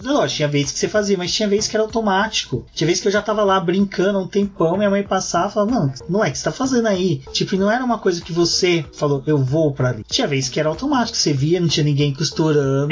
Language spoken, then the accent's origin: Portuguese; Minas Gerais, Brazil; moved away; a gente tinha costume lá em Minas de colecionar maço de cigarro